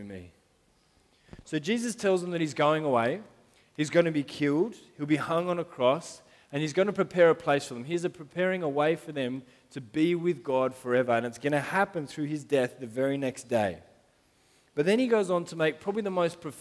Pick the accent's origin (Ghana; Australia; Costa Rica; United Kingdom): Australia; Sydney, New South Wales; first language English; I went to Gladesville Primary School, so not that far from here